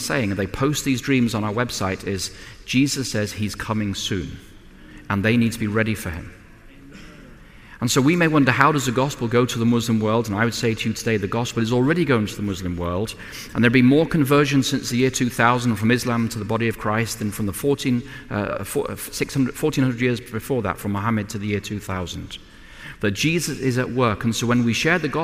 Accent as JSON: {"language": "English", "region": "England", "country": "United Kingdom", "said": "as an Englishman"}